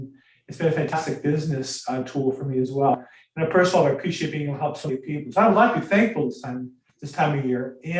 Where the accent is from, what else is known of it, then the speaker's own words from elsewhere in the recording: United States; I am American